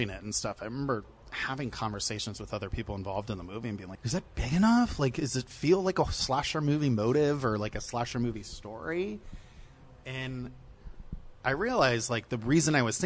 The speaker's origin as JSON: {"language": "English", "region": "Ohio", "country": "United States", "tie": "born or raised there", "said": "I'm from the Midwest. I'm from Ohio. So we had a lot of snow and stuff. So I like grew up in a big Irish Catholic house."}